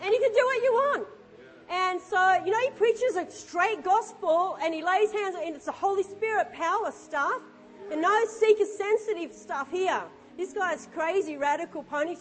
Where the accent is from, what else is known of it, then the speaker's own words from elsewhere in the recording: Australia; I'm an Aussie and I understand oi